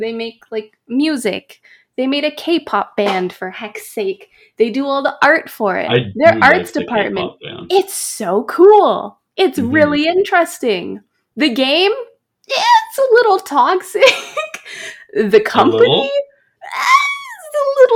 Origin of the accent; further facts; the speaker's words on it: Canada; I'm a Canadian-Chinese girl